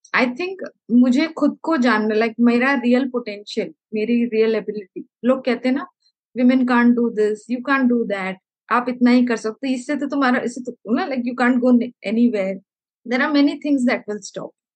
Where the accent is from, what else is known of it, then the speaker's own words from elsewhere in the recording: Kerala, India; also born or lived in Nagpur, India / Amravati, India; now in Chennai, India; मैं केरला से बिलोंग करती हूँ एंड आई पढ़ाई मैंने नागपुर से की है